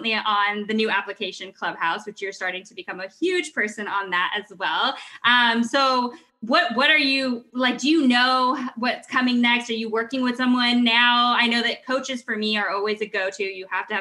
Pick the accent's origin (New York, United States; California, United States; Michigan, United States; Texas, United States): California, United States; I grew up here in California